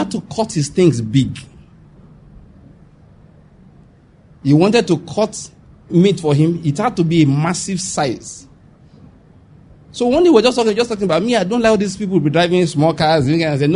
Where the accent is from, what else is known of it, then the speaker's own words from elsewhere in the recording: Western Nigeria, Nigeria; I'm from Western Nigeria.